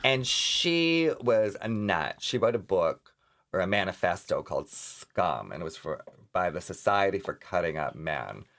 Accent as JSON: {"language": "English", "region": "Minnesota", "country": "United States", "tie": "born or raised there", "moved": "yes", "said": "I grew up in Minnesota."}